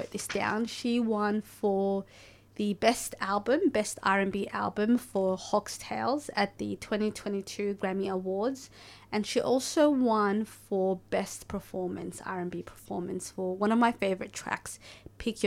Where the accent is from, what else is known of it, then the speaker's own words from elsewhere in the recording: Somalia; a fellow Somali